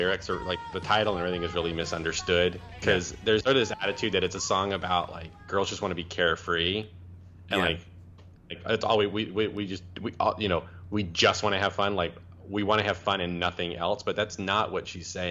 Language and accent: English; Memphis, Tennessee, United States; I was born in Memphis, Tennessee in 1982